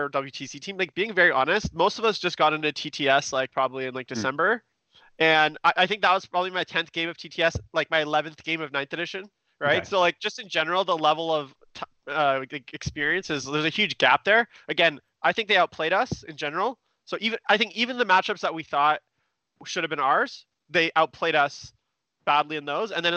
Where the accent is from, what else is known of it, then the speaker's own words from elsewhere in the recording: Vancouver, British Columbia, Canada; we're both from Vancouver